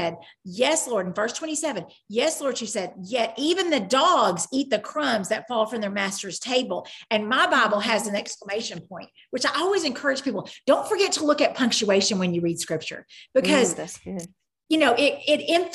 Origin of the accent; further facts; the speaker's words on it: Cleveland, Tennessee, United States; I'm from Cleveland, but I'm also from Tennessee, but I'm also from the South, but I'm also from the United States.